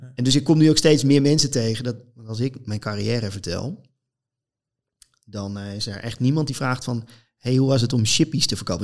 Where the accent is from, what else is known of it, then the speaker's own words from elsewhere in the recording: North Holland, Netherlands; ergens een groot veld in Noord-Holland waar ik vandaan kom